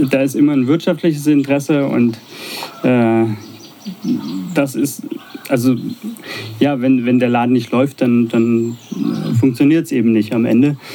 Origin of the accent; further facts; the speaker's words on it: Baden-Württemberg, Germany; accent: Swabian; now in Potsdam, Germany; Ja, wie du hörst, ist ja mein schwäbischer Dialekt nicht so stark.